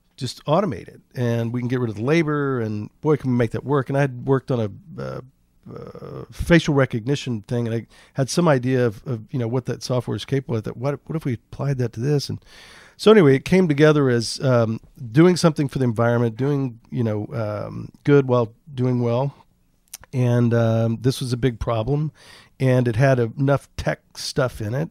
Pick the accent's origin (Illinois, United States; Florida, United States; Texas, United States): Texas, United States; Bolivar Peninsula; The last one there is called the Bolivar Peninsula. It's kind of an island, kind of a peninsula. And, um, population six hundred and, uh, we had a two-bedroom house on stilts